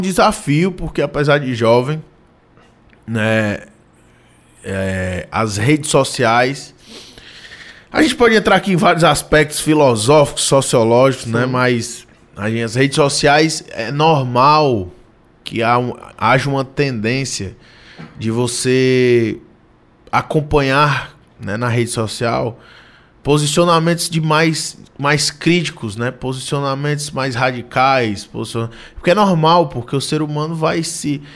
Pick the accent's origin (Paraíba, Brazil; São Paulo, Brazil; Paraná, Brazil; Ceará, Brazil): Ceará, Brazil; Ipu; also born or lived in Nova Russas; now in Fortaleza, Brazil; eu sou do município de Ipu, de Nova Russa. Né? Fui criado pelo meu avô, pela minha avó, meus pais trabalhando aqui em Fortaleza